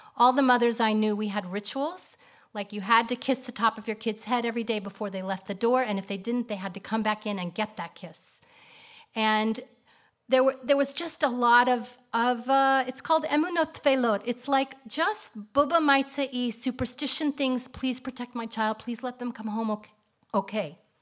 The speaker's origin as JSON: {"language": "English", "town": "Kansas City", "country": "United States", "tie": "born or raised there", "also_born_or_lived": "Atlanta", "moved": "as an adult", "lives_now": "Israel", "said": "I grew up in Kansas City."}